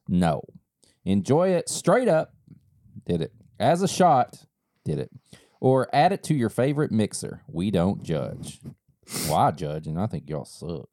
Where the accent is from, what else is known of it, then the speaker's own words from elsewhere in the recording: East Kentucky, United States; growing up in East Kentucky